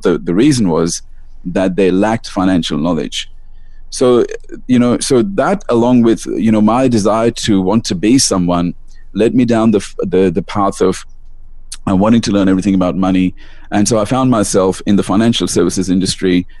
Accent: Melbourne, Victoria, Australia; also born or lived in India; I live in Melbourne, Australia. I was born in India and I moved to Australia when I was very young.

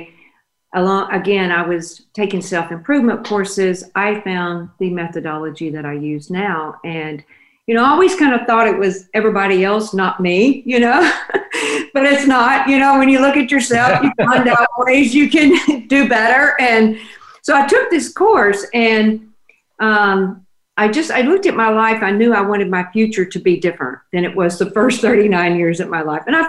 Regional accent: Oak Grove, Louisiana, United States; moved away as an adult; now in Dallas, United States; I was born in Oak Grove, Louisiana. So, and that's a very, very tiny rural area. My dad was a small farmer

